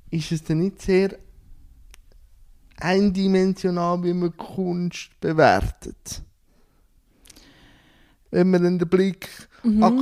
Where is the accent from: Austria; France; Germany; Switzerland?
Switzerland; ich komme aus der Schweiz.